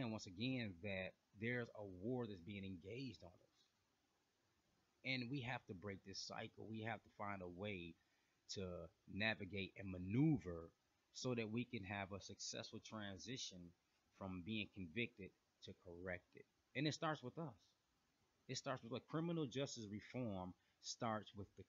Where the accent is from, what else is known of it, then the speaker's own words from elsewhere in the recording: Flint, Michigan, United States; now in Atlanta, United States; I'm originally from Flint, Michigan